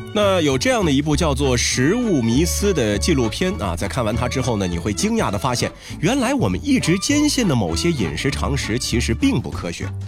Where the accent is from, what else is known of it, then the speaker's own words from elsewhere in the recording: China; 对于我们中国人来说呢